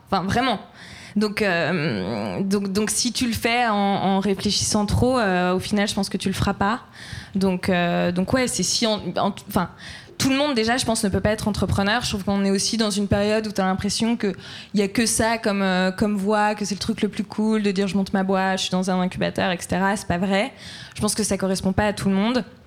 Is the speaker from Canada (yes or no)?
no; Troyes, Grand Est, France; je viens de Troyes